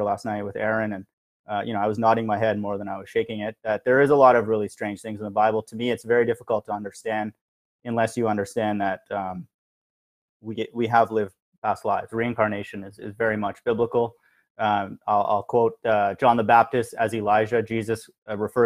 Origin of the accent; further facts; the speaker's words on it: India; now in United States; I was born in India